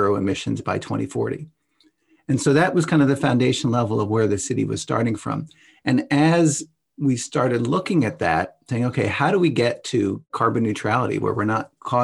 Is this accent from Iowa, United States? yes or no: no; St. Louis Park, Minnesota, United States; here in my hometown of St. Louis Park